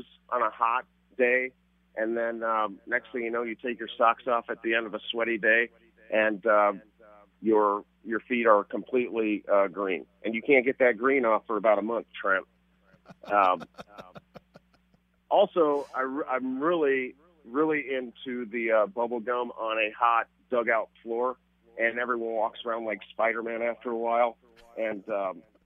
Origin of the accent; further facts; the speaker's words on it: Newton, Iowa, United States; moved away; also born or lived in Chicago; I'm from Newton, Iowa